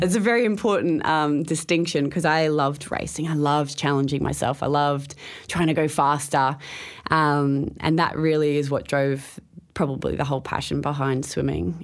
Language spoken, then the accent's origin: English; Townsville, Queensland, Australia; As a kid, I grew up in Townsville